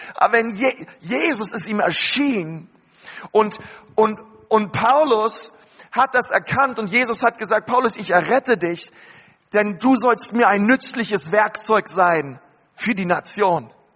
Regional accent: Berlin, Germany; ich bin in Berlin groß geworden

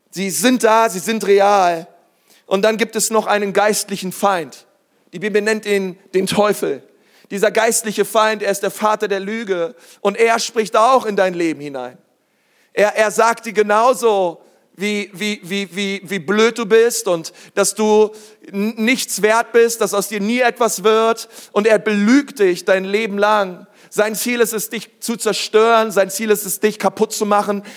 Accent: Berlin, Germany; ich bin Berliner, ich bin in Berlin groß geworden, in der größten Schule Berlins

